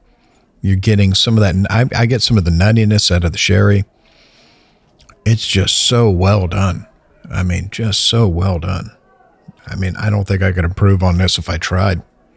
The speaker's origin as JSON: {"language": "English", "country": "United States", "said": "I'm an American."}